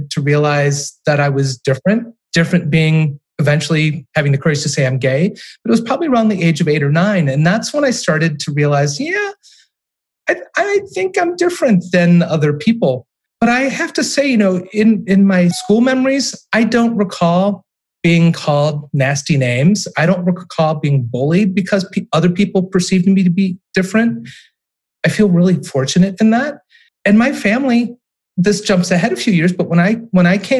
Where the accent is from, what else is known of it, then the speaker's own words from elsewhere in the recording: Sandusky, Ohio, United States; moved away as an adult; also born or lived in Washington, D.C. / Cincinnati, Ohio; now in Columbus, United States; I was born and raised in Sandusky, Ohio